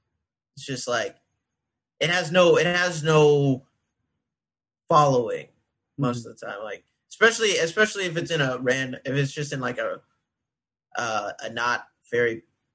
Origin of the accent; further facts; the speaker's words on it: Temple, Texas, United States; I'm a Texas boy, dude.